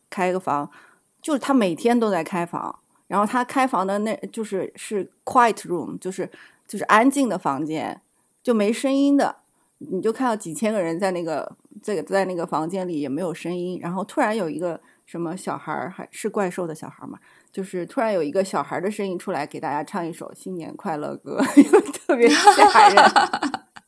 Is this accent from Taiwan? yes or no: no; China; moved away; 因为我是大陆来的